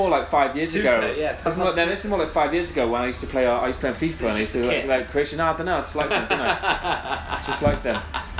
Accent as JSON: {"language": "English", "region": "Wales", "country": "United Kingdom", "tie": "born or raised there", "also_born_or_lived": "Somerset", "said": "I'm from Somerset, and then but I grew up in Wales."}